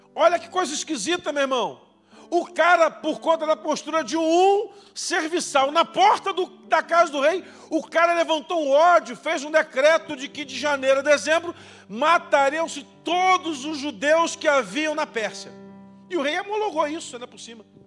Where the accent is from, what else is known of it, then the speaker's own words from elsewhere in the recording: Brazil; nós somos brasileiros